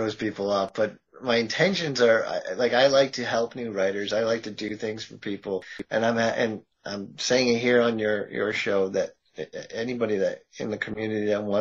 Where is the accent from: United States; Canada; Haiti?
United States; Massachusetts; I'm from Massachusetts